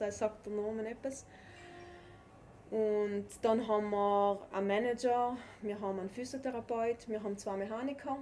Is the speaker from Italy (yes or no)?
yes; South Tyrol, Trentino-Alto Adige, Italy; das Skifahren bei uns in Südtirol ist einfach Kultursport